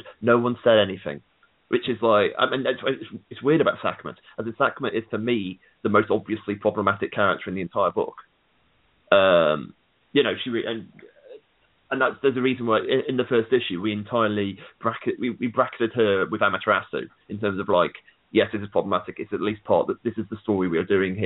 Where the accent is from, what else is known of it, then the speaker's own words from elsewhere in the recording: United Kingdom; I'm a British guy